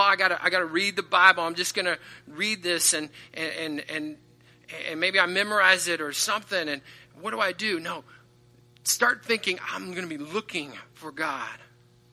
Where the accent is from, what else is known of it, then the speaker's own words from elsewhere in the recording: southeast Kansas, United States; moved away; my hometown is in southeast Kansas